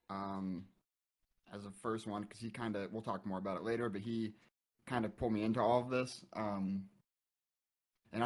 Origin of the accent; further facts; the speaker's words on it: Indiana, United States; moved away; I'm from Indiana originally, and so I lived in like the middle of nowhere